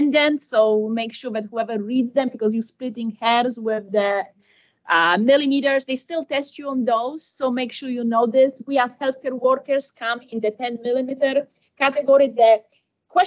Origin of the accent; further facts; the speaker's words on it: United States; I'm from America